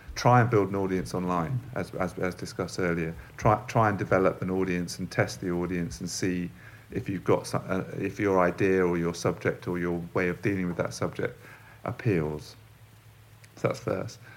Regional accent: London, United Kingdom; I'm from London, I've grown up in London

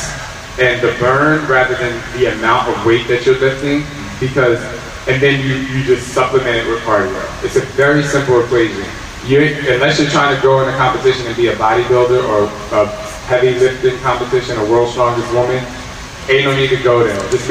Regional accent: New Jersey, United States; I'm from Jersey

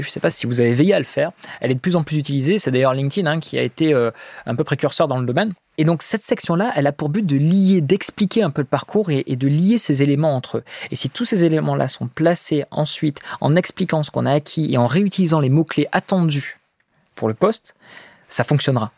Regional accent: France; on est français, on a la chance d'être français.

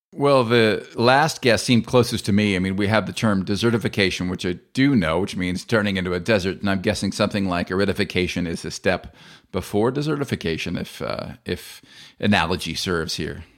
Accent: United States; accent: American; my American accent

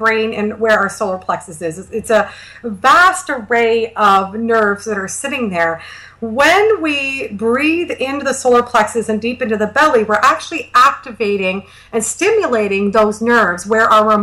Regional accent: Canada; I'm Canadian

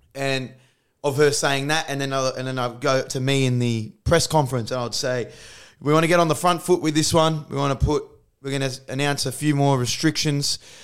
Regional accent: Australia; I actually love being Australian. I think it's, I think we live in the best country in the world

